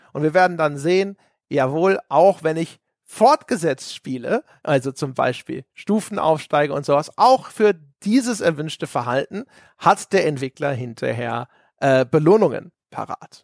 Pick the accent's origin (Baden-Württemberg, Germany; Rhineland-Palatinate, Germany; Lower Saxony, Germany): Lower Saxony, Germany; moved away; also born or lived in Bavaria; Ich bin gebürtig, bin ich ja aus äh, Niedersachsen.